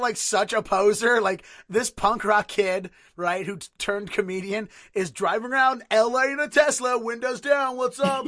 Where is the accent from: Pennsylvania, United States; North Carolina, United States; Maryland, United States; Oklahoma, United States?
Maryland, United States; Baltimore; moved away as an adult; now in Boston, United States; I originally, originally born and raised in Baltimore, lived there thirty-one years, and then I moved here to Boston ten years ago